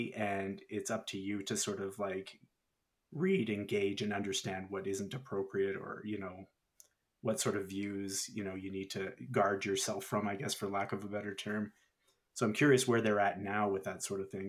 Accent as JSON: {"language": "English", "country": "Canada", "said": "we're from Canada"}